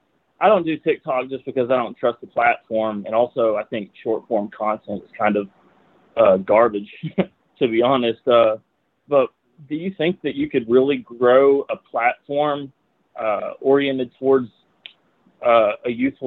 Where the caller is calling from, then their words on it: Knoxville, Tennessee, United States; I'm from Knoxville, Tennessee.